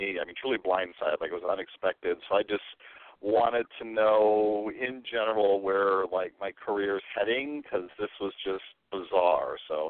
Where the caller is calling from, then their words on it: San Mateo, California, United States; I've called in before. I'm calling from San Mateo, California.